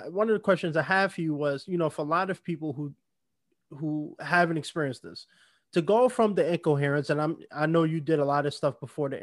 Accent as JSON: {"language": "English", "town": "New York City", "region": "New York", "country": "United States", "tie": "born or raised there", "also_born_or_lived": "Bronx, New York", "said": "I'm from New York, born and raised too"}